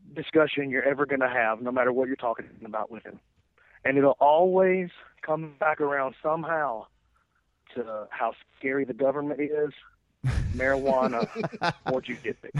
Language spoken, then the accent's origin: English; Lawrence County, Alabama, United States; I'm from Lawrence County, Alabama. Uh, I graduated public high school with 31 people in my class